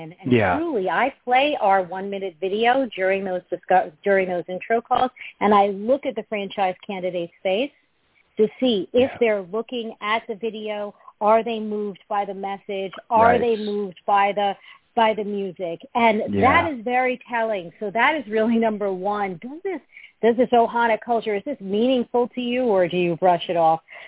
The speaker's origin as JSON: {"language": "English", "region": "New York", "country": "United States", "accent": "New York", "moved": "yes", "lives_now": "Fairfield, United States", "said": "I'm a New Yorker"}